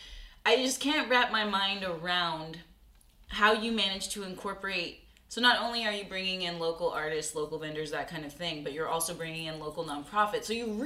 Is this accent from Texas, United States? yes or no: yes; Corpus Christi, Texas, United States; I grew up in Corpus, and some of my friends moved to Austin.